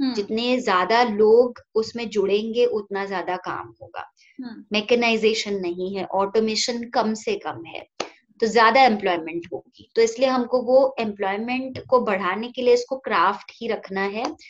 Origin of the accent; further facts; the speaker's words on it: Silvassa, Dadra and Nagar Haveli and Daman and Diu, India; also born or lived in Lonavala, Maharashtra / Pune, Maharashtra; मैं दादरा नगर हवेली में जहाँ पे मैं आई ग्रू अप